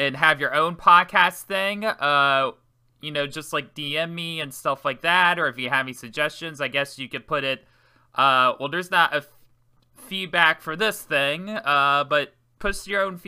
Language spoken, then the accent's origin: English; Maryland, United States; moved away; I'm from Maryland originally